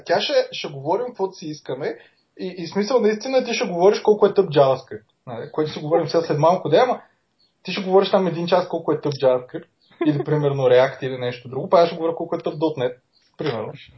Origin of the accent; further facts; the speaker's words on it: Plovdiv, Plovdiv Province, Bulgaria; аз защото съм от Пловдив